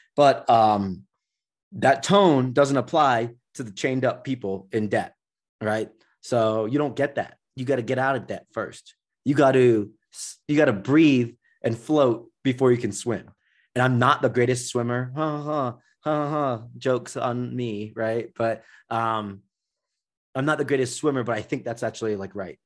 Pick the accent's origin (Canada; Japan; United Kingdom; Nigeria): Nigeria; I'm from Nigeria